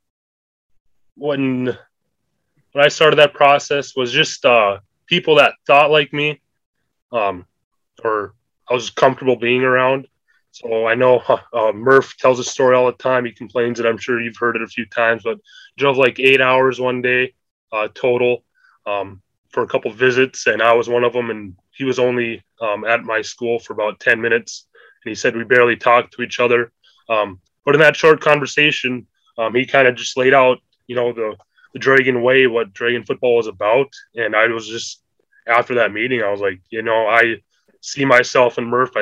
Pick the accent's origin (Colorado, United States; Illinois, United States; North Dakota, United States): North Dakota, United States; Beulah; also born or lived in West Fargo; I just subbed this last spring in Beulah here, my hometown